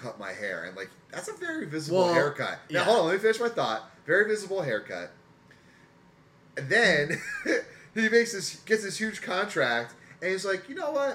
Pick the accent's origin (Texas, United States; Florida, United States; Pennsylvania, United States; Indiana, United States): Pennsylvania, United States; Easton; I grew up in Easton, Pennsylvania